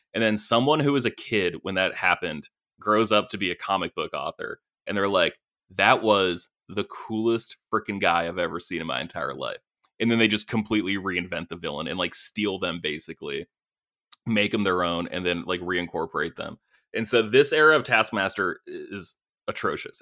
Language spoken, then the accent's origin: English; Maine, United States; growing up in Maine, where it's winter, ch, ch, ch, eight months a year